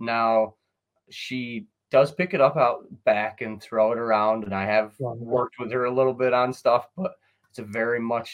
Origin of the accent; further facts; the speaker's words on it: Sidney, New York, United States; born and raised on the Susquehanna